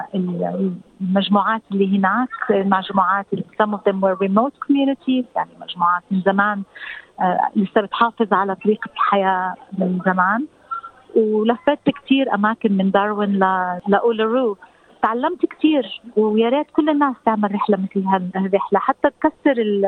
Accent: Palestine; now in Australia; احنا كفلسطينيين

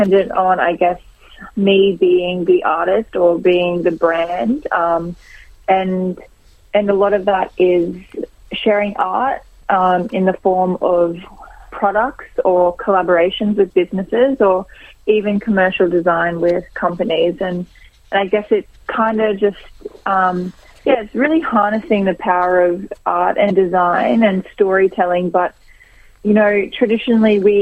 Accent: Brisbane, Queensland, Australia; I'm from Brisbane

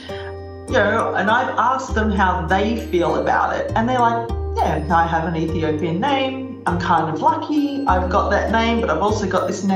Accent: Australia; now in Netherlands; I'm an Australian and I currently live in the Netherlands

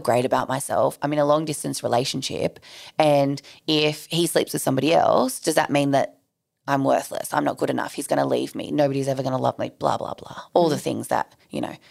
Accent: Sydney, New South Wales, Australia; I grew up in southwest Sydney. Like, I grew up in Bankstown.

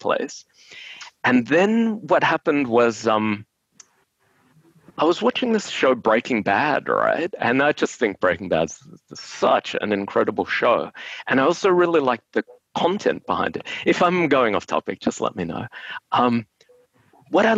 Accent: Brisbane, Queensland, Australia; now in Melbourne, Australia; we're from Brisbane.

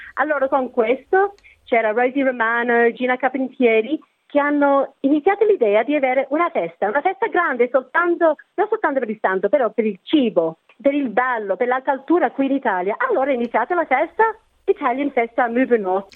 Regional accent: Australia; sono nata qui in Australia, i miei genitori sono italiani

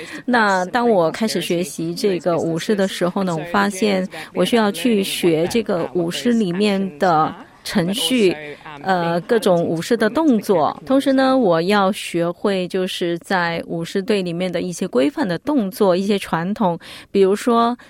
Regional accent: Canberra, Australian Capital Territory, Australia; also born or lived in Melbourne; 是的，在我出生以前，我的父母从香港移民到了墨尔本，后来我们全家搬到了堪培拉，在这里我很想了解我来自的文化

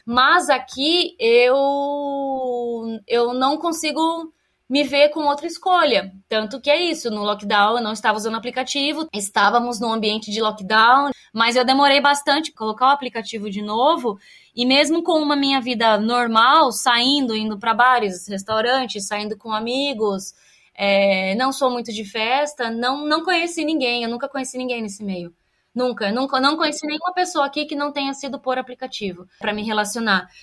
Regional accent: Brazil; moved away as an adult; now in Australia; do Brasil

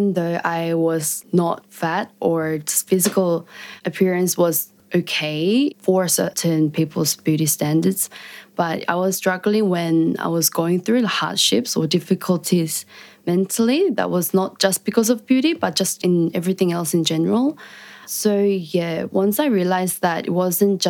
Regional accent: Australia; Growing up in Australia as Korean-Australian

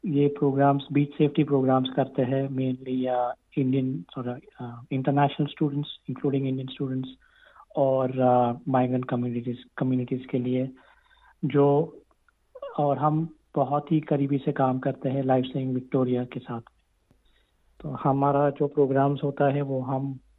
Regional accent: Gujarat, India; moved away as an adult; now in Australia; मैं गुजरात से आया था

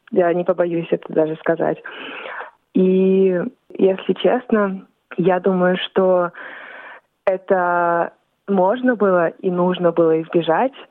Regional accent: Australia; also born or lived in Volgograd, Russia; Я родилась в России, в городе Волгоград, но вскоре а моя семья переехала в Австралию

